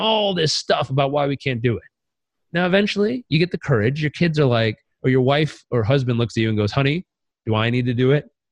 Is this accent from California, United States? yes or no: yes; Southern California, United States; I grew up in Southern California, where we think meditation and vegetable juice heals everything.